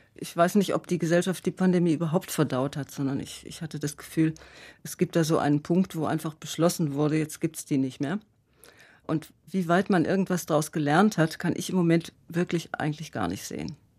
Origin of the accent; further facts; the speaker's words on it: Freiburg, Baden-Württemberg, Germany; now in Karlsruhe, Germany; ich bin eine Freiburger Bobille, ich bin in Freiburg geboren